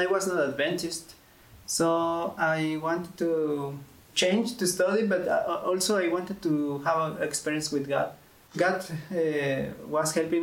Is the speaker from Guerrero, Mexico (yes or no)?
no; Tlaxcala, Mexico; moved away as an adult; also born or lived in Egypt / Lebanon; now in Bulgaria; I'm from Mexico, in a small city that is Pisaco in Tlaxcala